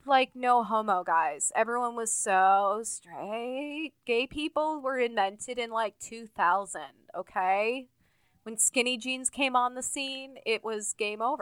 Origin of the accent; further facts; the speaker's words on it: Urbana-Champaign, Illinois, United States; the University of Illinois, which is where my dad used to work in my hometown